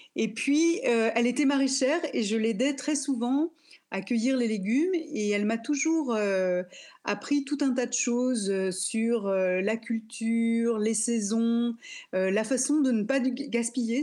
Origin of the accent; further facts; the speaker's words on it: near Lyon, Auvergne-Rhône-Alpes, France; je suis née euh, près de Lyon